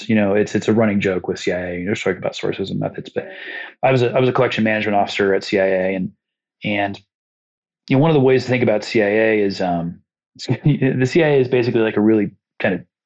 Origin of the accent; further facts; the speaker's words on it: Muncie, Indiana, United States; Muncie, Indiana, like some small place where it's like, that's not that big of a deal. It's my hometown